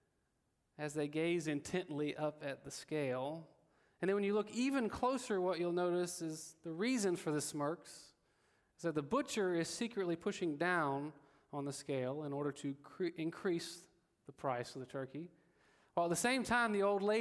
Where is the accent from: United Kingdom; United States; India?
United States; Alabama; I am from Alabama